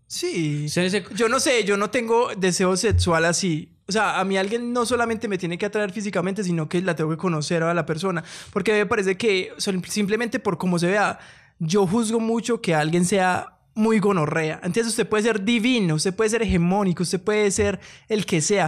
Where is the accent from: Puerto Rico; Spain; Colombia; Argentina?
Colombia; somos tan colombianos